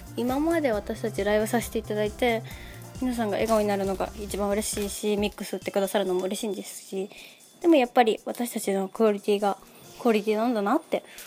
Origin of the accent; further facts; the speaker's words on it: Osaka, Japan; now in Yonago, Japan; 私大阪生まれなんですけど